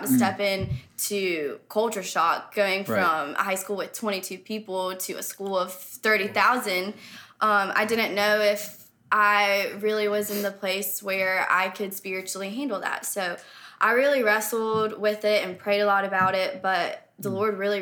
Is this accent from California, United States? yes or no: no; Blythewood, South Carolina, United States; I grew up in Blythewood, South Carolina, so right down the road